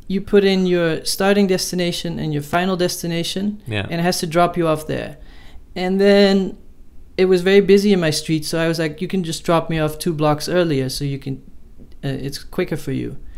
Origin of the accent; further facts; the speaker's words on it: Amsterdam, North Holland, Netherlands; I grew up in Amsterdam, and there's all these uh, cyclists, and they always have the right of way